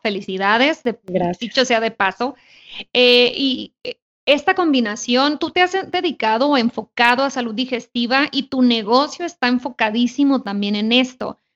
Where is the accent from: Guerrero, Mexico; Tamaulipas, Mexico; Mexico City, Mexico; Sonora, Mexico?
Sonora, Mexico; yo soy de Sonora